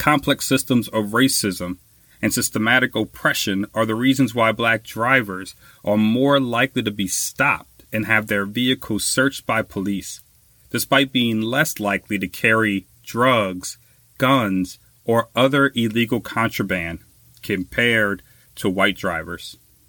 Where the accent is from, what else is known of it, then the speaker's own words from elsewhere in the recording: Louisiana, United States; in my home state of Louisiana